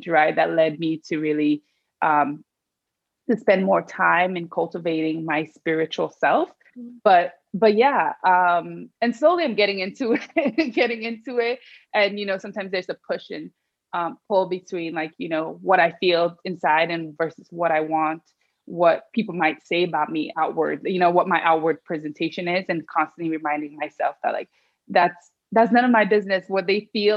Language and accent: English; Sierra Leone; I'm from Sierra Leone